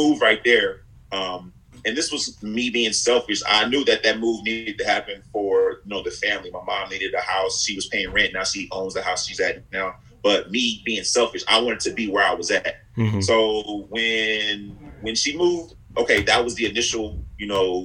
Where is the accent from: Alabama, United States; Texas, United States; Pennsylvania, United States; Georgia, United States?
Texas, United States; Houston; I grew up and I'm very proud of the neighborhood and block where I was from